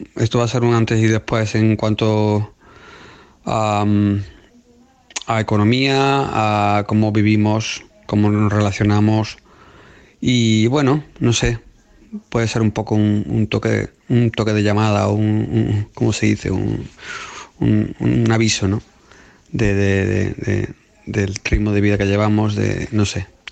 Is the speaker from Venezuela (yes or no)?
no; Spain; now in United Kingdom; Yo como español